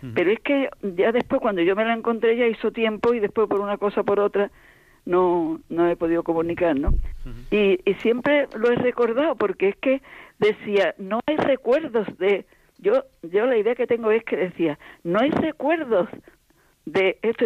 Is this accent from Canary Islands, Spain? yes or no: no; Cádiz, Andalusia, Spain; yo soy de Cádiz